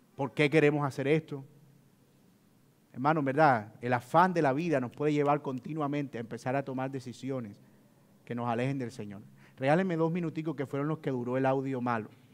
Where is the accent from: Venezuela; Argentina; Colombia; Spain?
Colombia; Colombian Caribbean coast; si hay algo de lo que yo me siento orgulloso es ser costeño y trato de que se note